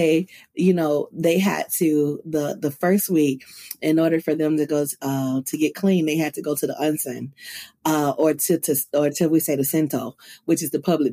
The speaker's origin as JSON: {"language": "English", "region": "Mississippi", "country": "United States", "moved": "as an adult", "lives_now": "Japan", "said": "I'm from Mississippi. Mississippi"}